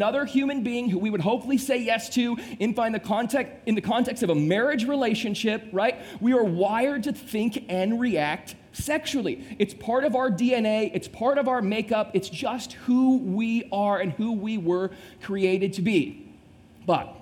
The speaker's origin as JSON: {"language": "English", "town": "Temperance", "region": "Michigan", "country": "United States", "tie": "born or raised there", "moved": "as an adult", "lives_now": "South Florida, United States", "said": "Here is where I actually grew up, in a little town called Temperance, Michigan"}